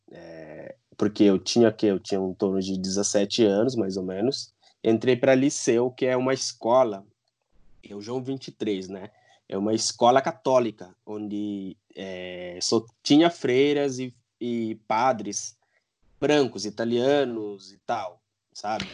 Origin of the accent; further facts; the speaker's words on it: Guinea-Bissau; moved away as an adult; now in Brazil; eu sou de Guiné-Bissau, eu nasci lá, né? Os meus pais são de lá. É, eu vim para o Brasil em 2008. Eu vim para fazer faculdade